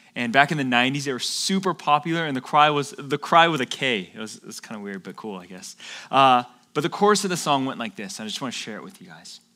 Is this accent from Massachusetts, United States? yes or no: no; Atlanta, Georgia, United States; moved away as an adult; now in California, United States; my friends, my family, my hometown, my home church. I loved my church back in Atlanta